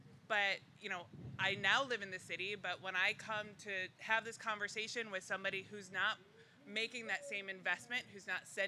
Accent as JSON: {"language": "English", "town": "Shaker Heights", "region": "Ohio", "country": "United States", "tie": "born or raised there", "lives_now": "Cleveland, United States", "said": "I grew up in Shaker. I say I'm from Cleveland, but I'm not."}